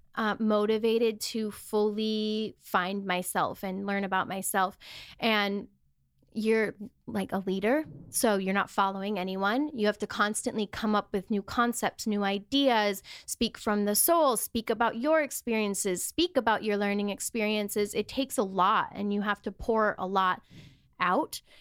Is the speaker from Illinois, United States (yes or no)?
no; Wisconsin, United States; moved away as an adult; now in Los Angeles, United States; I grew up in Wisconsin in a very small town